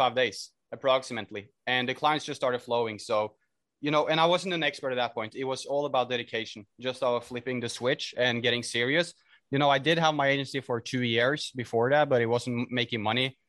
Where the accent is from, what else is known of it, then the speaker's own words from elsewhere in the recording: Norway; I'm from Norway, at least as for now